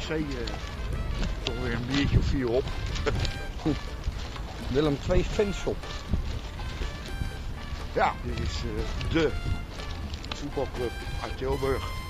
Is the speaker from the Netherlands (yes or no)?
no; Colombia; Dan ben ik vanavond voor Italië. Of uh, half zes. ik ben van Columbia.